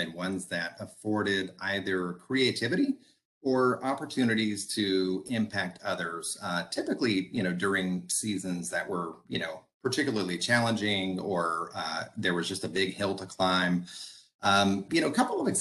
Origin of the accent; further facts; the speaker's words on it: San Diego, California, United States; moved away as an adult; also born or lived in Sacramento, California; now in Sacramento area, United States; most of my growing up years was in San Diego